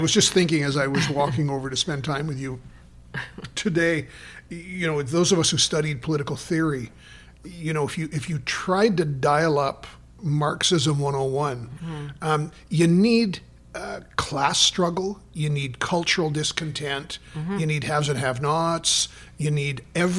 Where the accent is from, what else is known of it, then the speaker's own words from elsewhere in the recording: Toronto, Ontario, Canada; accent: Toronto; sorry, but that's my Toronto accent.